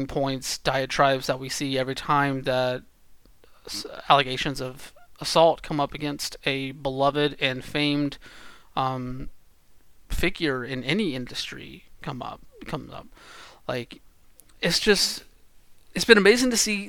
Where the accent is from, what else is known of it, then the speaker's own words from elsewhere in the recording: Georgia, United States; I grew up in Georgia.